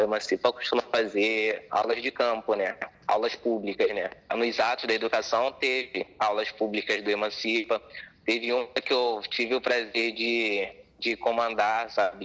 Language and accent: Portuguese; Belford Roxo, Rio de Janeiro, Brazil; Nasci em Belford Roxo mesmo